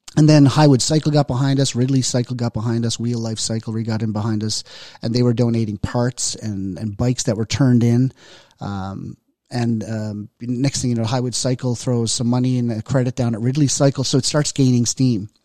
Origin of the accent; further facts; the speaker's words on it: Newfoundland and Labrador, Canada; accent: Newfoundlander; moved away; also born or lived in Southern Alberta; I'm from Newfoundland